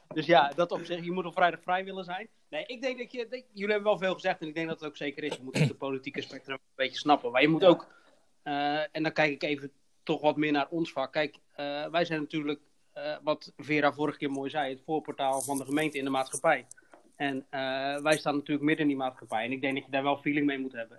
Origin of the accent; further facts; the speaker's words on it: Hoeksche Waard, South Holland, Netherlands; ik kom zelf uit de Hoeksewaard